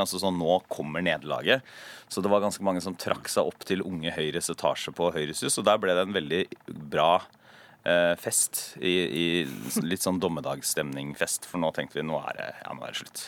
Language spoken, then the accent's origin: Norwegian; Porsgrunn, Telemark, Norway; Porsgrunn, som er, som er hjembyen min